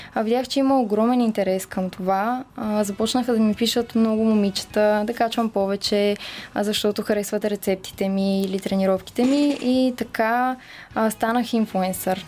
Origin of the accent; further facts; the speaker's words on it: Bulgaria; also born or lived in London; всички си мислят, че съм рускиня, а, но истината е, че аз съм си българка на 100%.